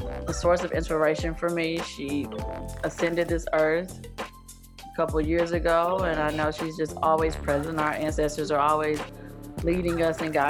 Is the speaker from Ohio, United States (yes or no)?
no; rural East Texas, United States; author from rural East Texas, born and raised in Texas